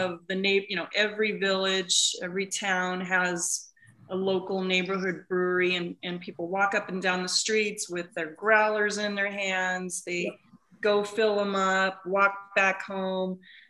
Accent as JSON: {"language": "English", "town": "Erie", "region": "Colorado", "country": "United States", "tie": "born or raised there", "also_born_or_lived": "Bay Area, California", "moved": "as an adult", "said": "I grew up in Erie"}